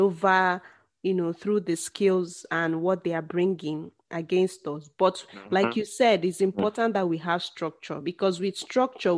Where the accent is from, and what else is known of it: Nigeria; now in South Africa